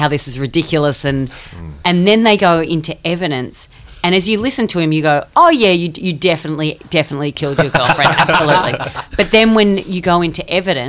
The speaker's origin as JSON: {"language": "English", "country": "Australia", "said": "I'm Australian"}